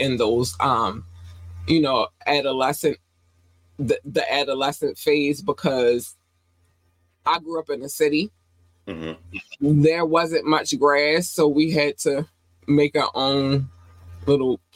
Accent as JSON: {"language": "English", "town": "Baltimore", "region": "Maryland", "country": "United States", "tie": "born or raised there", "also_born_or_lived": "North Carolina", "said": "I was born in North Carolina. We moved here when I was 8 going on 9. And so Baltimore raised me"}